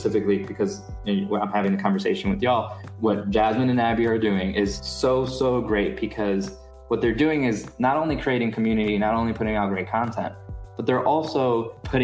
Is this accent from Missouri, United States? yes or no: no; New York City, New York, United States; the neighborhood that I'm from in Brooklyn, which is Sunset Park.